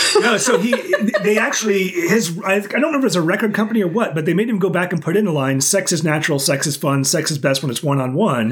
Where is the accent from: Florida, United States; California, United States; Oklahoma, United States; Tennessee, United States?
Oklahoma, United States; now in Okinawa, Japan; I growing up in Oklahoma, like it would get really hot during the day